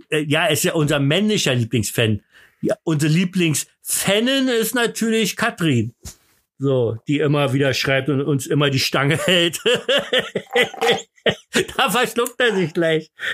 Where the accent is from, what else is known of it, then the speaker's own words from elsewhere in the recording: Berlin, Germany; bei uns in Berlin